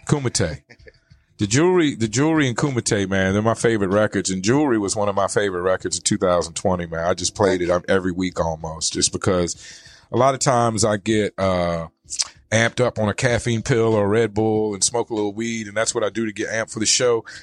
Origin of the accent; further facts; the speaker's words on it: Richmond, Virginia, United States; moved away as an adult; also born or lived in North Carolina; now in Arizona, United States; I come from Richmond, I Virginia